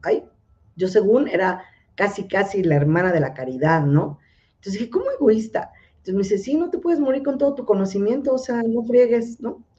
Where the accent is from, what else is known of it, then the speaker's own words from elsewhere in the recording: Mexico City, Mexico; de aquí, de la Ciudad de México, porque soy chilanga pura y auténtica